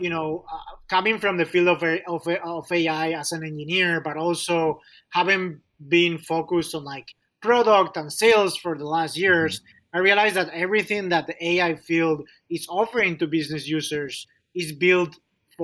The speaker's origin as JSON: {"language": "English", "country": "Spain", "also_born_or_lived": "Chicago", "moved": "as an adult", "lives_now": "United States", "said": "I'm originally from Spain"}